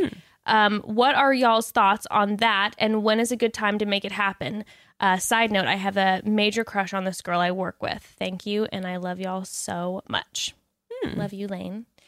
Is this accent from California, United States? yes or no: yes; Orange County, Southern California, United States; I grew up in Orange County, um, Southern yeah, Orange County